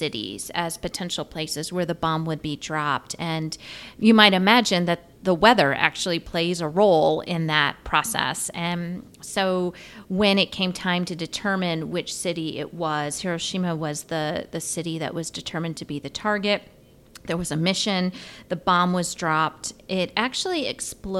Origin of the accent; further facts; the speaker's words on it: United States; as an American